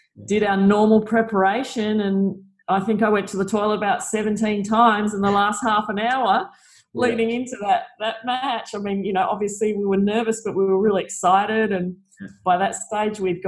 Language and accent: English; Australia